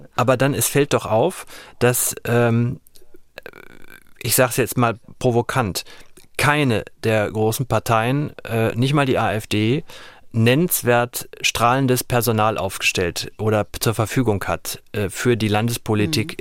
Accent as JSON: {"language": "German", "region": "North Rhine-Westphalia", "country": "Germany", "tie": "born or raised there", "said": "mein Heimatland Nordrhein-Westfalen"}